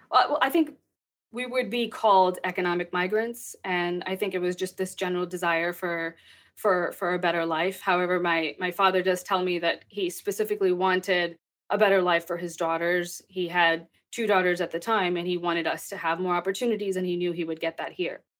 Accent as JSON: {"language": "English", "region": "Texas", "country": "United States", "tie": "born or raised there", "also_born_or_lived": "Pakistan", "said": "I grew up in Texas"}